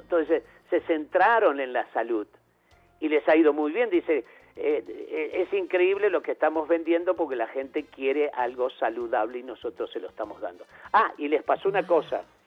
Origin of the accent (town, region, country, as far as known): Uruguay; born or raised there